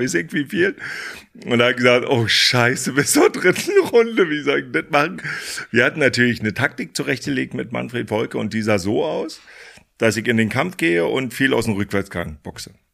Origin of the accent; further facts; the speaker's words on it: Fürstenwalde, Brandenburg, Germany; ich komme ja aus der ehemaligen DDR, äh, bin groß geworden in Fürstenwalde, das ist hier auch gleich um der Ecke